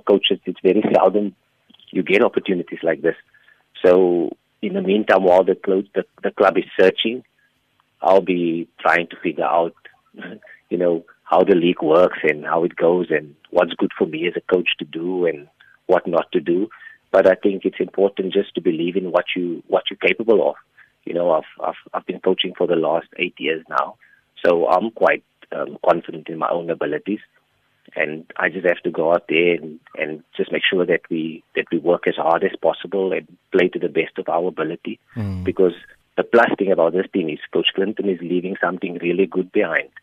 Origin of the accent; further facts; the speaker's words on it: Port Elizabeth, Eastern Cape, South Africa; came back to Port Elizabeth, my hometown, and started coaching here.